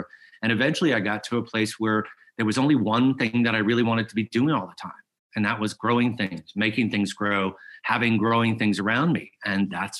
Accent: South Louisiana, United States; I grew up in South Louisiana

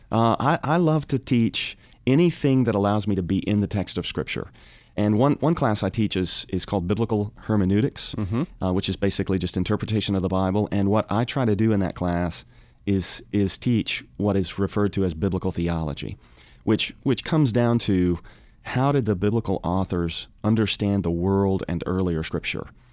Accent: Arkansas, United States; also born or lived in Fort Smith, Arkansas; now in Louisville, United States; I grew up in Arkansas, mainly the northwest corner of the state

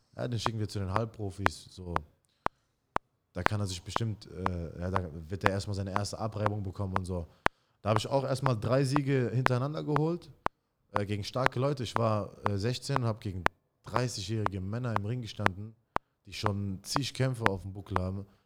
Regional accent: Mannheim, Baden-Württemberg, Germany; also born or lived in Iraq; ich bin in äh, Neckarstadt in Mannheim groß geworden

